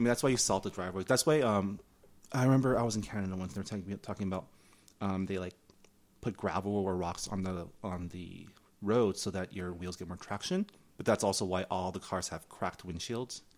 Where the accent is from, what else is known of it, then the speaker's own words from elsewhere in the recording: San Gabriel, California, United States; first language Mandarin; English is a second language; the San Gabriel Lunar New Year's Festival, uh, my hometown